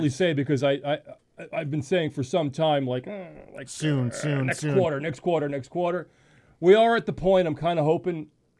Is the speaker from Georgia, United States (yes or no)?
no; Bellmore, New York, United States; I'm from Belmore